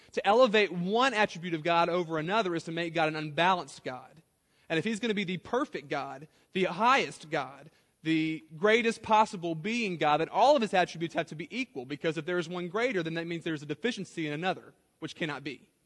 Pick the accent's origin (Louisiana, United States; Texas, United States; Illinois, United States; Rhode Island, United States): Louisiana, United States; South; I grew up in South Louisiana